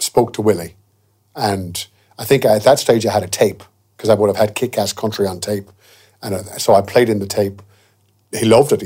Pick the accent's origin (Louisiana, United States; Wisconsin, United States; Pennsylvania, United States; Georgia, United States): Louisiana, United States; moved away as an adult; also born or lived in Shreveport, Louisiana / Kildare, Ireland / Mullingar, Ireland; now in Ballinagore, Ireland; my life and growing up in Louisiana.